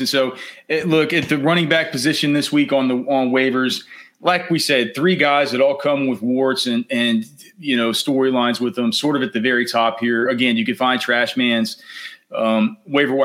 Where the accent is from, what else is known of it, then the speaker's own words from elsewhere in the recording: Texas, United States; we grew up down here in Texas